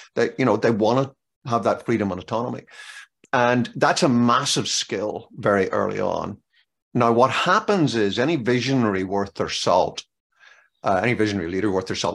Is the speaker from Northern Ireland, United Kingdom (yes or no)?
yes; Northern Ireland, United Kingdom; now in Maryland, United States; growing up in Northern Ireland